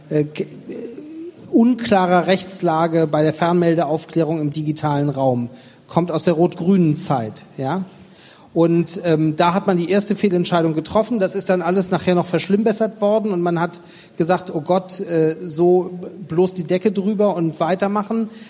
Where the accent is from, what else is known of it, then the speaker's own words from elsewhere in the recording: Stuttgart, Baden-Württemberg, Germany; ich bin Stuttgarter